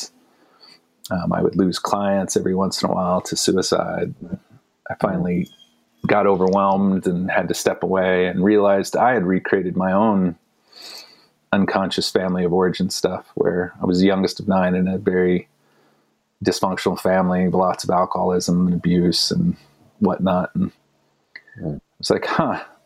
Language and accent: English; United States; now in Boulder, United States; as an American kid, I grew up just pounding sugar